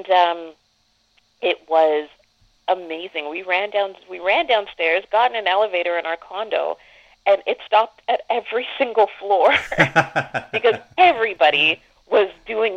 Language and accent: English; Canada; as a Canadian